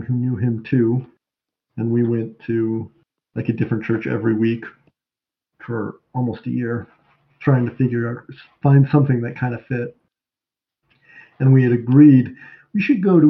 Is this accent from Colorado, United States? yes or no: yes; Colorado Springs, Colorado, United States; I'm from Colorado Springs